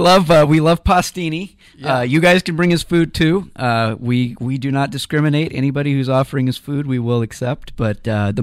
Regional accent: Kansas City, United States; moved away; So I'm from Kansas City, so I you know, we have strong opinions about barbecue back there.

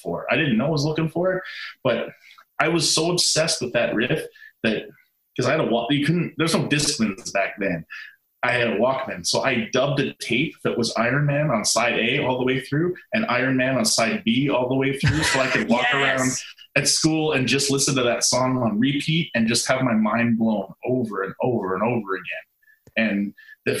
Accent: Canada; moved away; I'm from Canada originally

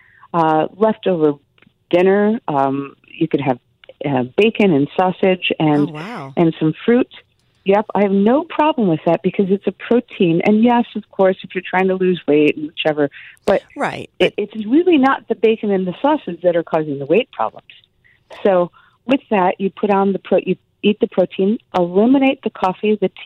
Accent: Midwest, United States; I grew up in the Midwest.

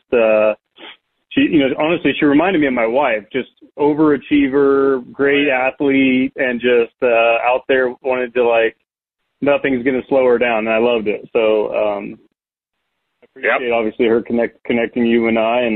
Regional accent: Ramona, California, United States; I grew up down here. I grew up in Ramona, grew up going to Ocotillo

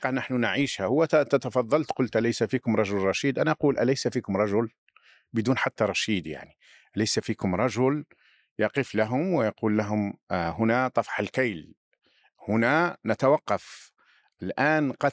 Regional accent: Algeria; لاني ربما اكون اقدر على انتقاد النظام الجزائري باعتباري جزائري

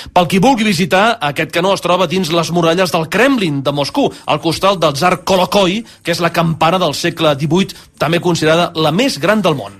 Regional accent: Sabadell, Catalonia, Spain; Els, els que som de Sabadell

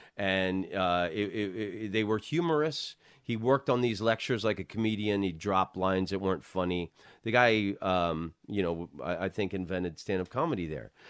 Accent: Orlando, Florida, United States; now in Los Angeles, United States; I'm from Orlando

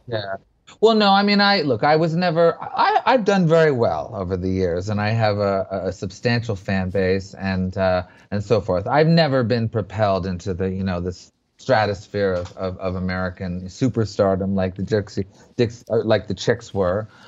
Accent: Montreal, Quebec, Canada; I grew up in Montreal

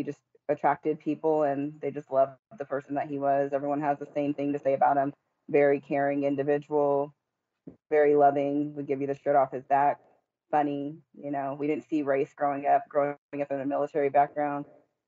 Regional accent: Killeen, Texas, United States; We grew up here in Killeen, Texas.

